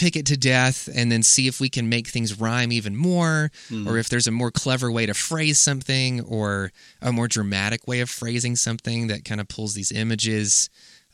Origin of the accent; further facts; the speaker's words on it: South Carolina, United States; a very similar area and space that I grew up in South Carolina